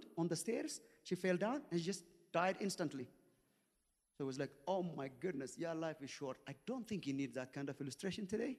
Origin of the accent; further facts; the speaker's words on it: Ethiopia; moved away; the time that we grew up in Ethiopia